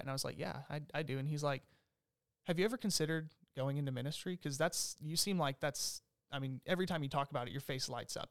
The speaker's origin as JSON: {"language": "English", "town": "Longview", "region": "Texas", "country": "United States", "tie": "born or raised there", "also_born_or_lived": "Omaha, Nebraska / Topeka, Kansas", "said": "I grew up here in, in Longview, Texas"}